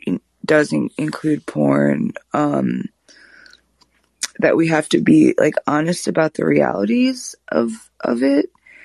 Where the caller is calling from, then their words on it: Austin, Texas, United States; I'm calling from Austin.